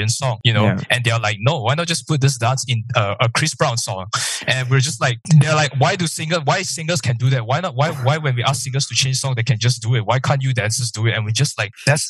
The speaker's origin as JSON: {"language": "English", "country": "Malaysia", "said": "I'm Malaysian"}